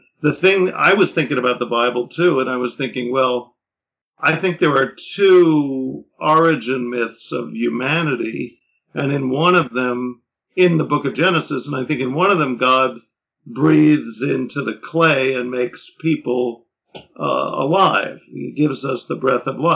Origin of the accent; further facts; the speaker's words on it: New York City, New York, United States; I grew up in Manhattan